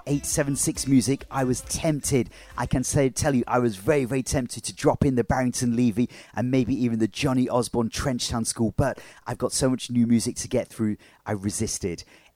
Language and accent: English; Leicester, East Midlands, United Kingdom; Leicester is my hometown, so I've got a bit of a love for Leicester, of course.